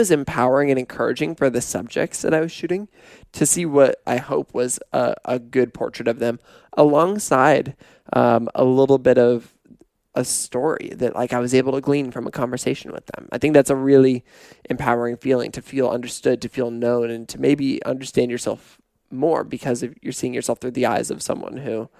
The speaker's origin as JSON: {"language": "English", "town": "Pullman", "region": "Washington", "country": "United States", "tie": "born or raised there", "also_born_or_lived": "Portland", "moved": "yes", "said": "growing up in Pullman"}